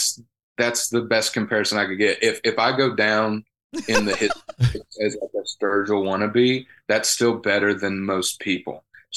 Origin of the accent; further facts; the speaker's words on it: the South, United States; born there; Country is my favorite, and that's not because I was born in the South.